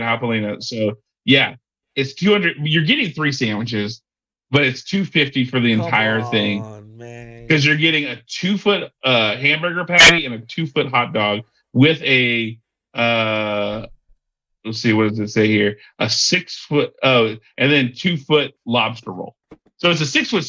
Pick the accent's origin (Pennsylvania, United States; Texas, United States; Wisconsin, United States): Texas, United States; It's here in my hometown.